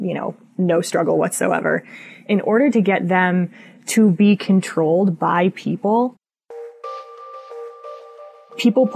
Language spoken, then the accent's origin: English; Colorado, United States; moved away; also born or lived in Montana / Wyoming; I'm from Colorado originally. I lived in Montana, lived in Wyoming